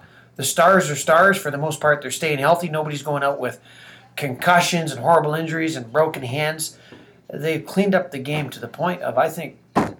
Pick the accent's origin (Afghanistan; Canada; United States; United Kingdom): Canada; British Columbia; being from British Columbia